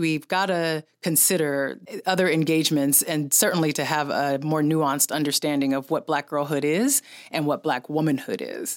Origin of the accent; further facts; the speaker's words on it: San Francisco, California, United States; I'm from San Francisco